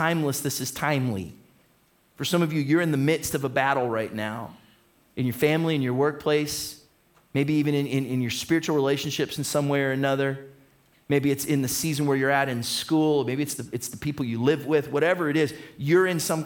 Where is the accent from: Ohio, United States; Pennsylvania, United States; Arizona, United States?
Ohio, United States; Toledo; We're from Toledo.